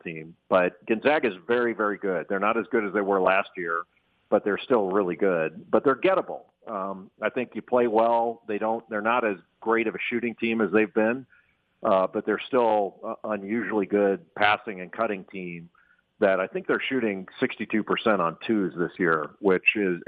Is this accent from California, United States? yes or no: yes; Los Angeles, California, United States; moved away as an adult; I grew up in Los Angeles, so even though I live east now, I still think of myself as a West Coast guy